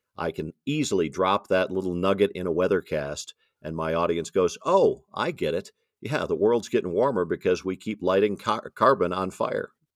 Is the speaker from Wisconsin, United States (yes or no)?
yes; Madison, Wisconsin, United States; I grew up in Madison, Wisconsin